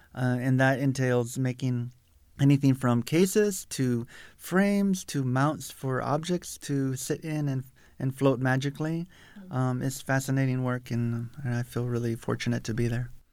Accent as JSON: {"language": "English", "town": "South Tucson", "region": "Arizona", "country": "United States", "tie": "born or raised there", "said": "I'm a Tucson native. I grew up in South Tucson"}